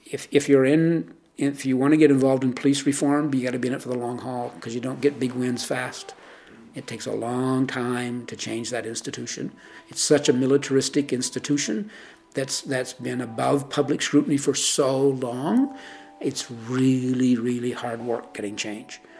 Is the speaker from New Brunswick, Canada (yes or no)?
yes; New Brunswick, Canada; moved away; when I was a kid growing up in New Brunswick